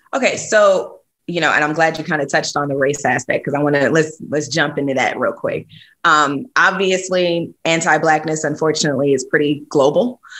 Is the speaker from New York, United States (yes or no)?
yes; New York City, New York, United States; moved away as an adult; also born or lived in Atlanta / Nashville; born and raised in New York City